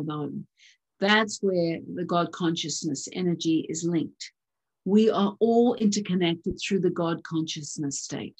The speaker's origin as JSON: {"language": "English", "country": "Australia", "moved": "yes", "said": "I am an Australian citizen, but I'm not a resident."}